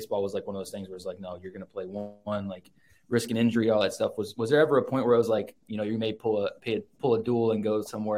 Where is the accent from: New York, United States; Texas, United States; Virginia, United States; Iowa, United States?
Texas, United States; I'm from Texas. So I live in San Antonio